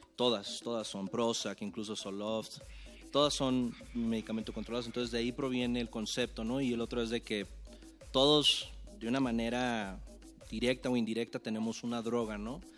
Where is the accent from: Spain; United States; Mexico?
Mexico; Tijuana, Baja California; yo vengo de Tijuana, Baja California. el 664 está en la casa.